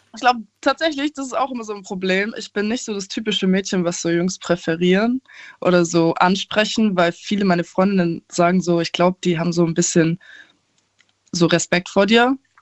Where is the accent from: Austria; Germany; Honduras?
Germany; Aalen, Baden-Württemberg; ich komme aus Aalen, bin 20 Jahre alt